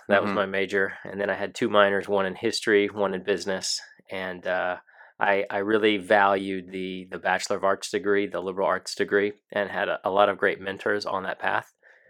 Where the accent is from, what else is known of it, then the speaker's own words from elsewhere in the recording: San Antonio, Texas, United States; moved away as an adult; now in Washington, United States; I grew up in San Antonio, Texas